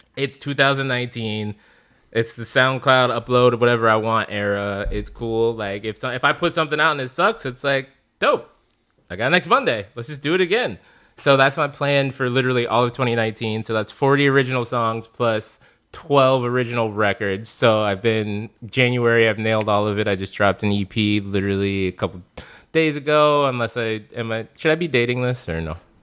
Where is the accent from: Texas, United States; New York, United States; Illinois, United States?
Illinois, United States; Chicago; now in Los Angeles, United States